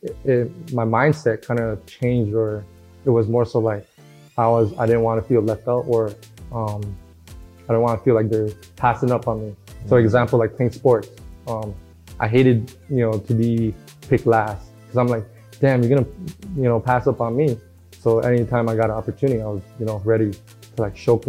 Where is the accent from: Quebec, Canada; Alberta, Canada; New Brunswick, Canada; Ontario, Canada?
Ontario, Canada; Toronto; also born or lived in Regent Park / Jane and Finch / Malvern, Scarborough; I was born and raised in Regent Park, and then we moved to like Jane and Finch, Shepherd area, and then Mornell in the Malvern